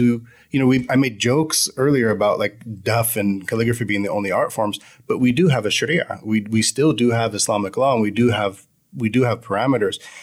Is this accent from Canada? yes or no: no; United States; I'm an American convert